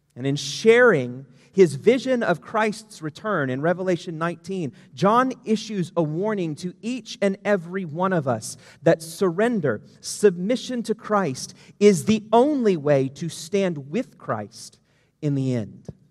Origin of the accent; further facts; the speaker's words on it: United States; we as an American society